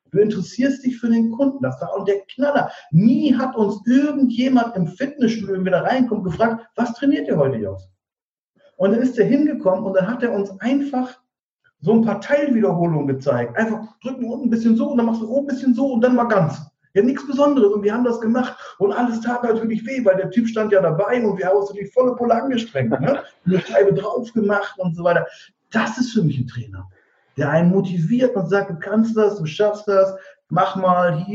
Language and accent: German; Diepholz, Lower Saxony, Germany; Wir sind, weil wir in dem Ort, aus dem ich komme, aus Niedersachsen, äh, Diepholz heißt das, zwischen Bremen und Osnabrück